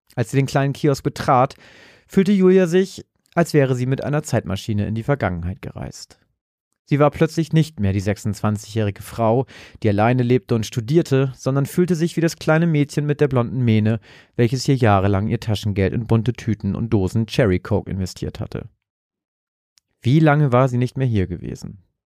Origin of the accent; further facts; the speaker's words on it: Hambergen area, Lower Saxony, Germany; moved away; irgendwo da in der Nähe, wo ich herkomme, also so irgendwo da im Umkreis von Hambergen